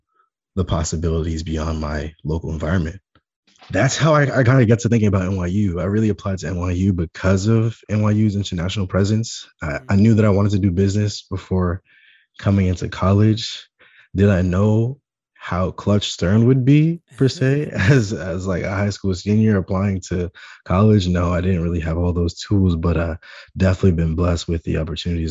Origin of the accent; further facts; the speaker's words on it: New York City, New York, United States; I'm born and raised in Staten Island, New York